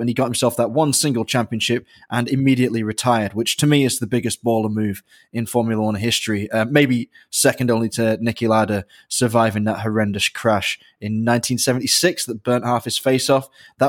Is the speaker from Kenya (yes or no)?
no; United Kingdom; as a Brit